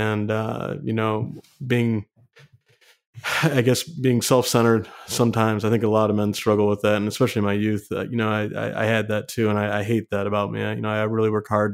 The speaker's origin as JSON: {"language": "English", "region": "Michigan", "country": "United States", "said": "I'm from Michigan"}